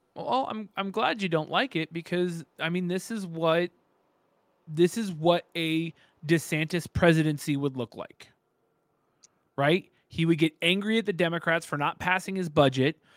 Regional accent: California, United States; now in Gilbert, United States; I'm California born and bred

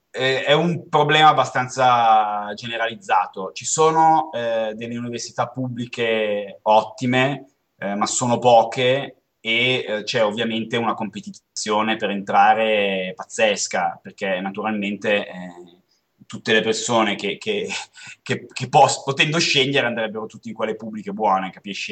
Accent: Como, Lombardy, Italy; moved away; noi veniamo da Como, quindi una città dove c'è nebbia e freddo

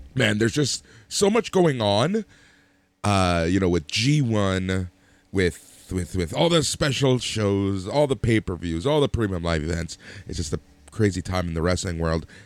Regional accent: Toronto, Ontario, Canada; we're from Toronto

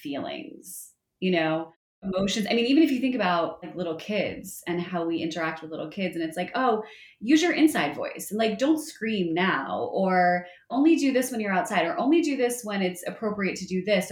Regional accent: New Jersey, United States; I grew up in North Jersey, and so I spent a good amount of time at the Jersey Shore, like any good Jersey girl does

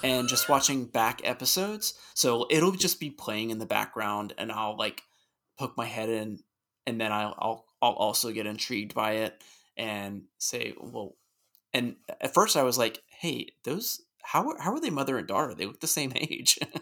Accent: United States; also born or lived in Richmond; I'm an American

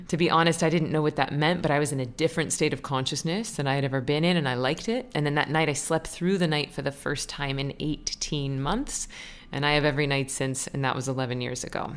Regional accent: Florida, United States; moved away; I was Florida's junior miss

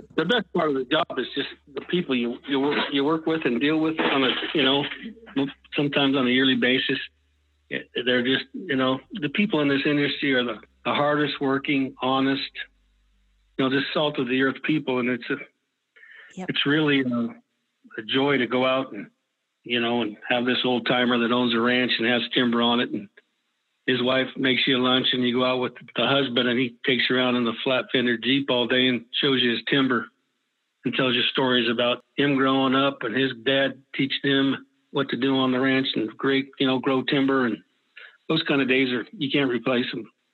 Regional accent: Weaverville, California, United States; I was born in Weaverville, where I live

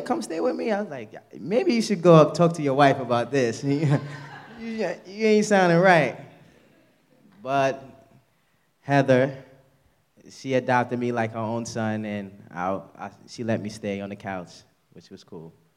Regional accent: New York City, New York, United States; also born or lived in Haiti / Westchester / Harlem; I grew up in Queens in an abusive home

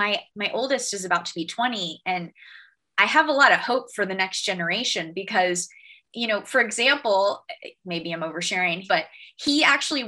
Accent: Florida, United States; my home state

